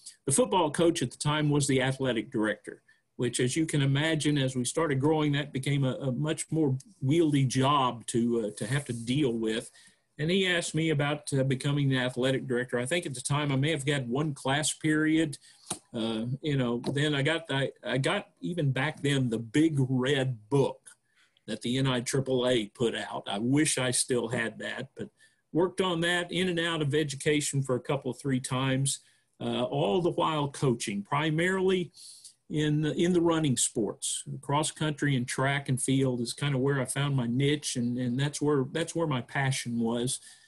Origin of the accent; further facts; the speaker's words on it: Houston, Texas, United States; born there; also born or lived in Guam / Puerto Rico; I was born in Texas, down in the Houston area, but never lived there, actually. My dad was in the Air Force, so very shortly after my birth, we started moving around all over the place in the U.S. And overseas, Guam, Puerto Rico